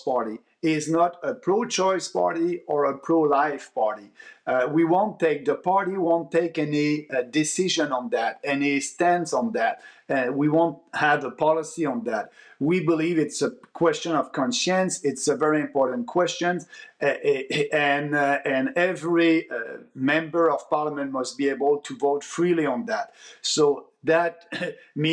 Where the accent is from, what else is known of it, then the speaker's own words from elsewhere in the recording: Quebec, Canada; also born or lived in Montreal; I'm coming from Quebec.